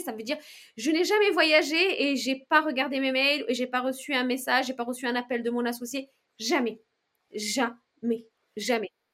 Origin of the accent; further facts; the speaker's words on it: Morocco; now in France; vendre mes créations dans mon pays natal